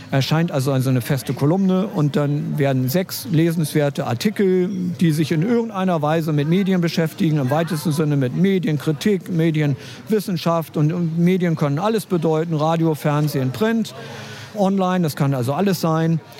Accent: Berlin, Germany; Ich bin eigentlich ein Berliner. Mein Vater ist Ostberliner, meine Mutter ist Westberlinerin. Also ich bin wirklich ein Kind der Teilung.

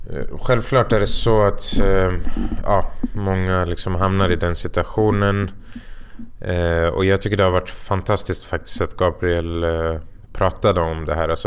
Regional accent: Falun, Dalarna County, Sweden; när jag är hemma i Falun så känns det som att jag knappt har gjort någonting för att det finns ett annat lugn där.

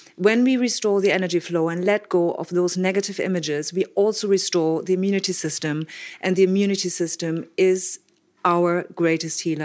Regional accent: Germany; I grew up in Germany with, um, quite disciplinarian parents

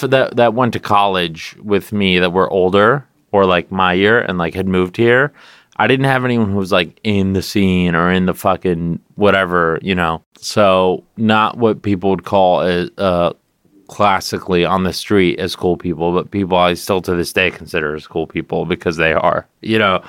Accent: California, United States; moved away as an adult; now in New York, United States; I always used to say California

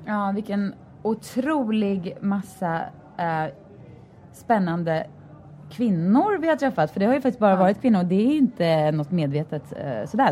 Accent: Sweden; moved away; som svensk

